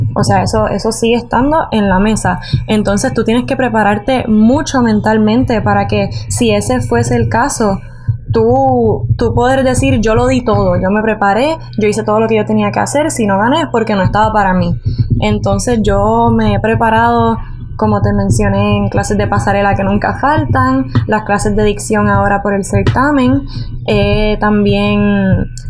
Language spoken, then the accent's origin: Spanish; San Juan, Puerto Rico; Yo tengo 19 años y nací en San Juan